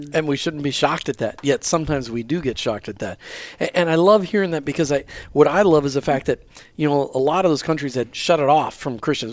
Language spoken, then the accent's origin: English; Minneapolis, Minnesota, United States; we're, we live, we grew up in Minneapolis